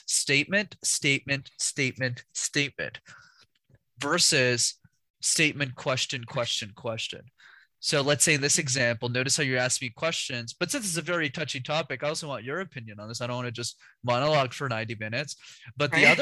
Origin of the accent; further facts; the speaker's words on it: Canada; My parents immigrated, and then I was born in Canada